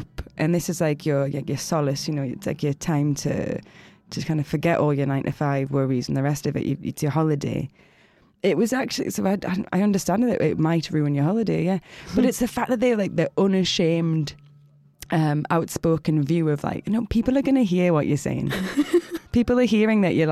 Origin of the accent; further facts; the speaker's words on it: South Shields, North East England, United Kingdom; In the northeast. So place called South Shields.